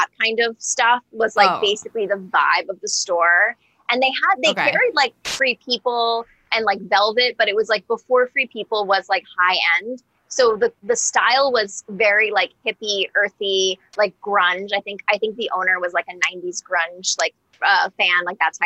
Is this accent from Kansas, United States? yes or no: no; Westport, Connecticut, United States; I'm from Westport, Connecticut